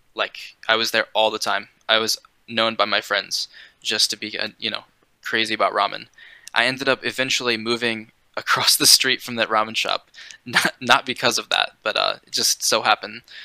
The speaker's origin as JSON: {"language": "English", "region": "East Coast", "country": "United States", "tie": "born or raised there", "said": "I'm from a small town, so there's no ramen. I mean, there's like a kind of niche community of Okinawan people because there's a the biggest military base on the East Coast is in my town"}